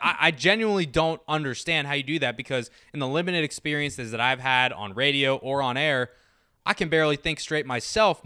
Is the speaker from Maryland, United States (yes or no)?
yes; Maryland, United States; I'm from Maryland